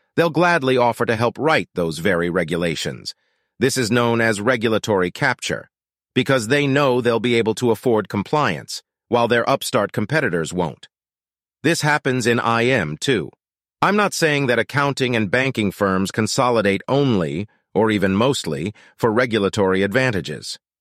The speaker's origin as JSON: {"language": "English", "country": "Norway", "tie": "born or raised there", "moved": "yes", "said": "my hometown in Norway"}